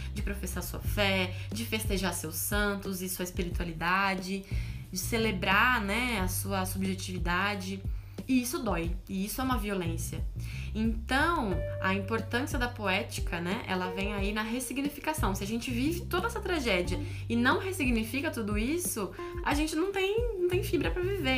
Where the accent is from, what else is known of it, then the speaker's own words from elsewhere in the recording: Brazil; meu país, o país onde eu nasci